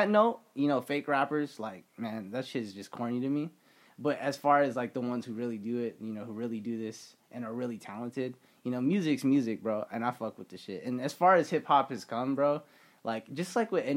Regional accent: Las Vegas, Nevada, United States; repping my hometown is like, yo, you know, it's cool to have my our own radio station at UNLV, which is like an iconic place for like Las Vegas history

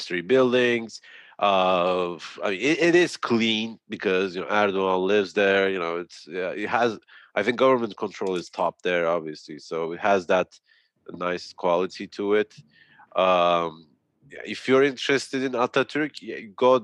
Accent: Antalya, Turkey; Antalya, my hometown

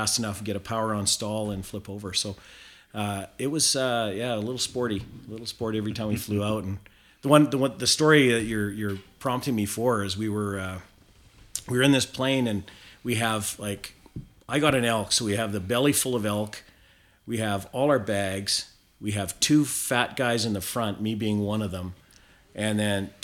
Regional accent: South Okanagan, British Columbia, Canada; moved away as an adult; also born or lived in Prince George / Fort St. John; I grew up in the South Okanagan of British Columbia

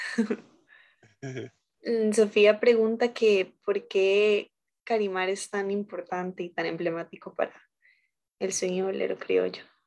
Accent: Costa Rica; nosotros como costarricenses

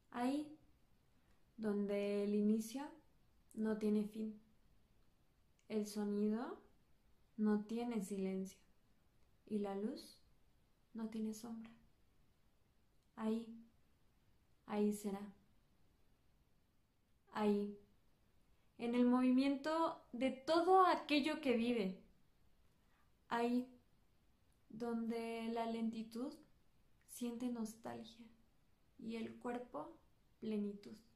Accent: Mexico City, Mexico; yo soy originaria de la Ciudad de México

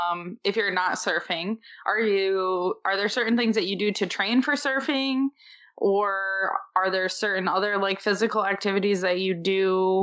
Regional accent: Michigan, United States; Growing up in Michigan

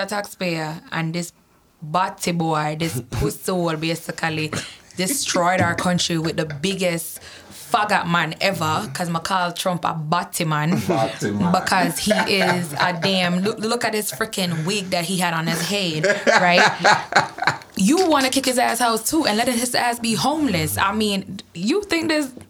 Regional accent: Fort Lauderdale, Florida, United States; moved away; also born or lived in Jamaica; South Florida, where I'm from, like everybody's a melting pot

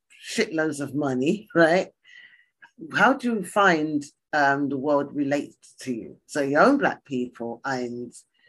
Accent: East Ham, London, United Kingdom; I come from East Ham.

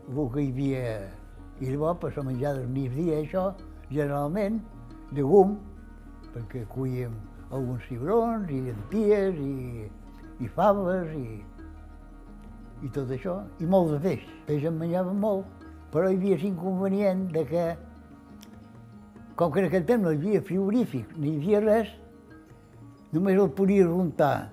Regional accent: Formentera, Balearic Islands, Spain; born there; vaig néixer a Formentera el dia 15 de novembre del 28.

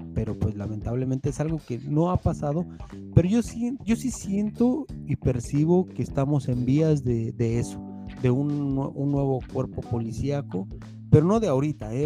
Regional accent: Mexico; moved away as an adult; now in New Jersey, United States; una persona que no vive en México desde hace 12 años

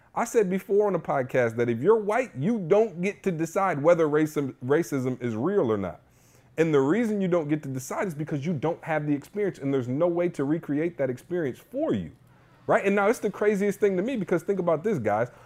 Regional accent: Lansing, Michigan, United States; I grew up in Lansing

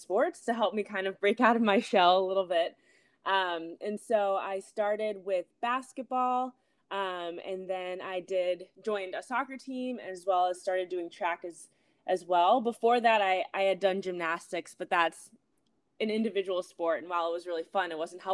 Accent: Minneapolis, Minnesota, United States; moved away as an adult; also born or lived in New Haven, Connecticut / New York; now in Los Angeles, United States; I'm from Minneapolis, Minnesota originally, grew up there

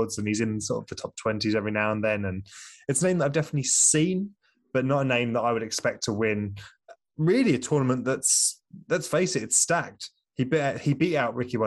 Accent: United Kingdom; I'm British

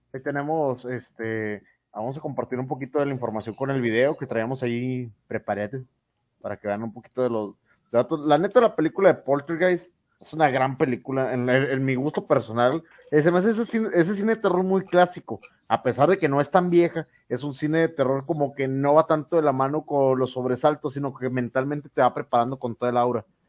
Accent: Mexico; soy mexicano

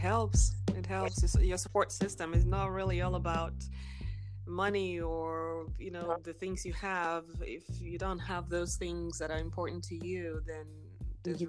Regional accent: Nigeria; now in Texas, United States; I am from Nigeria, born and raised. I live here in the US, in Texas.

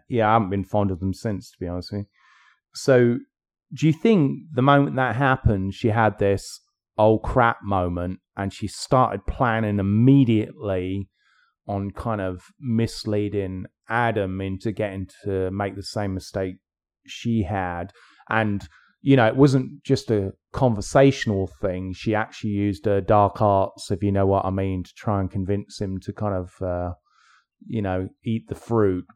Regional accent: England, United Kingdom; I'm English

